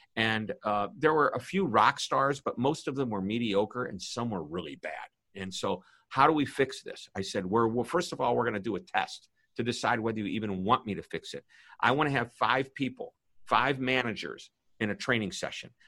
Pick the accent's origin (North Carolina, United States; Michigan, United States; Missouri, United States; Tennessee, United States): Missouri, United States; St. Louis; I'm from St. Louis, Missouri